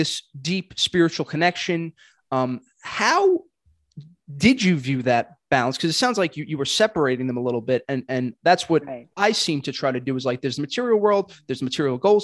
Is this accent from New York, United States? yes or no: yes; New York City, New York, United States; born and raised in Brooklyn, I am